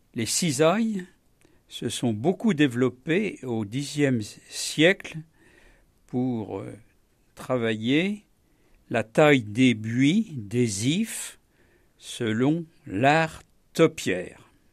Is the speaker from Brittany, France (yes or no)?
no; Normandy, France; en tant que bon Normand